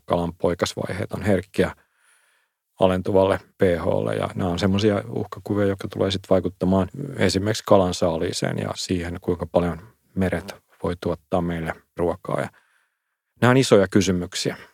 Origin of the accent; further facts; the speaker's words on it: Finland; omassa lapsuudessa Suomessa